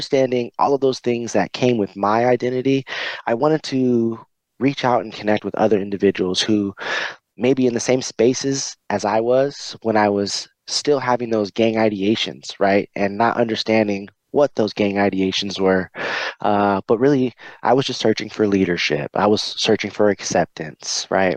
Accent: California, United States; also born or lived in Pasadena, California; I was born in Pasadena, California. And you know, just that environment alone drove my mom to move me out of that space around the age of 8 or 10. You know, we arrived in Northern California

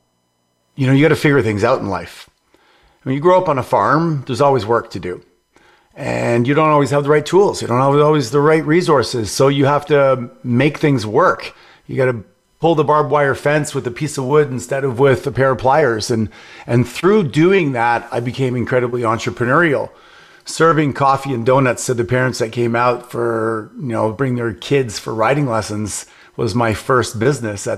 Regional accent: Montreal, Quebec, Canada; Montreal, Canada

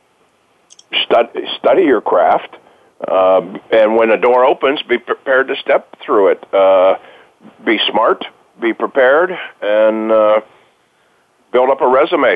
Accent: Western Pennsylvania, United States; I'm from Western Pennsylvania

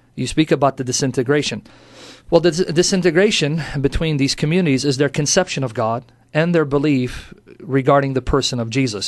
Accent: United States; also born or lived in Kuwait / Iraq; I grew up in America

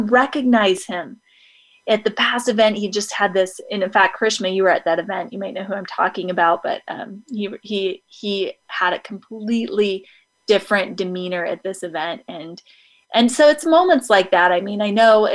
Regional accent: Idaho, United States; I grew up in Idaho

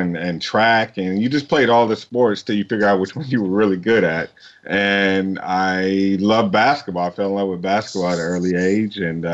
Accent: Texarkana, Texas, United States; also born or lived in San Jose, California / Oklahoma; She moved us down to Texarkana, which is East Texas, close to Louisiana, Arkansas. So I grew up as a country boy

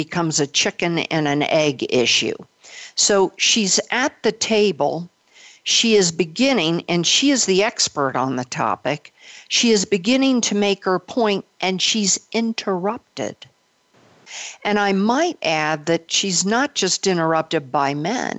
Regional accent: Belgium; I was born of a Belgian mother. I was born in Belgium

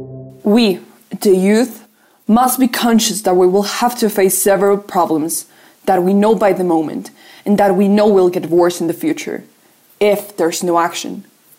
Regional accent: Colombia; I'm from Colombia and I'm on Planet Classroom.

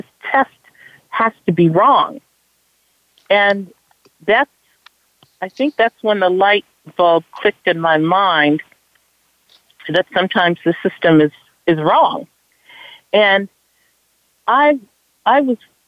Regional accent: Los Angeles, California, United States; I grew up right here in Watts. I went to this exact same high school, which is Jordan High School.

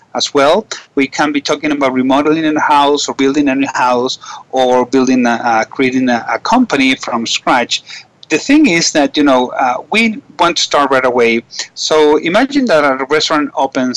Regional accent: Caracas, Capital District, Venezuela; I'm from Caracas and I'm calling this today from Caracas, Venezuela

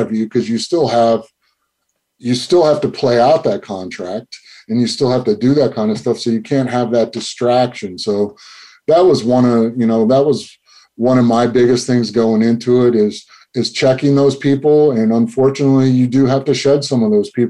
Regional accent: Flint, Michigan, United States; growing up in Michigan, I grew up in Flint

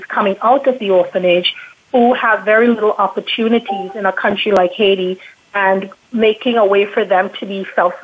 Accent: Trinidad & Tobago; now in Toronto, Canada; I am originally from Trinidad and Tobago

